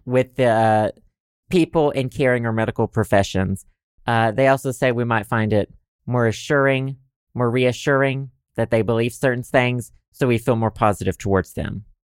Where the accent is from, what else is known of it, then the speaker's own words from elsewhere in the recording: Southern United States, United States; accent: Southern; my Southern accent